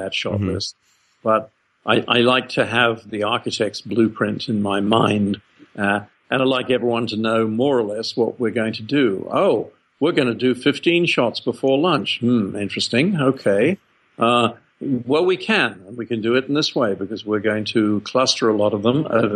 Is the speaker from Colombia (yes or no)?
no; England, United Kingdom; moved away as an adult; now in Australia; I took a ship to Australia from England when I was 19. And in England, you know, being a cold and rainy place, there were no drive-ins